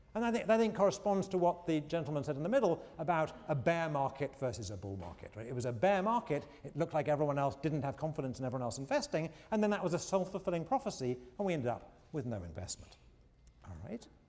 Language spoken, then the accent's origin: English; England, United Kingdom; moved away; When I was growing up in England, uh, uh, again, I'm going to reveal my age